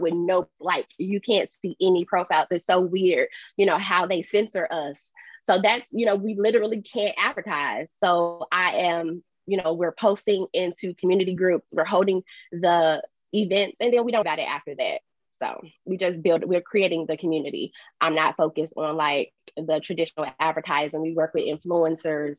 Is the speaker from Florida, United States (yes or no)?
no; Chicago, Illinois, United States; moved away as an adult; now in San Diego, United States; I'm originally from Chicago. I moved to San Diego 3 years ago